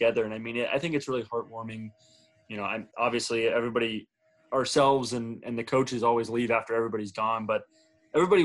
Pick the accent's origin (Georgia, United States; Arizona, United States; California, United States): Arizona, United States; I'm from Arizona.